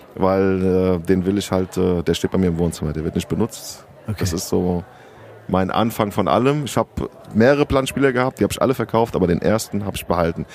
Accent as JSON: {"language": "German", "town": "Rüsselsheim", "region": "Hesse", "country": "Germany", "also_born_or_lived": "Sardinia", "said": "ich komme aus Rüsselsheim ursprünglich"}